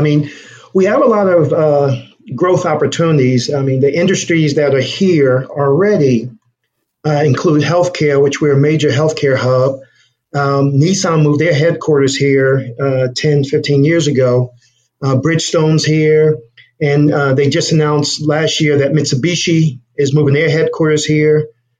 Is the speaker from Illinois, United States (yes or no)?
no; New Jersey, United States; also born or lived in Los Angeles, California; now in Nashville, United States; But I'm originally from New Jersey and grew up in New Jersey, moved to California, and then came to Nashville.